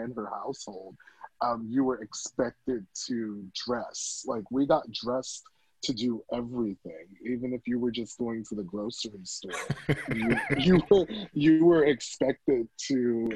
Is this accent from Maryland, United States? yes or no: yes; Silver Spring, Beltsville, and Bowie, Maryland, United States; also born or lived in Washington, District of Columbia, United States; I was born in DC and then I was raised in Silver Spring, Beltsville, and Bowie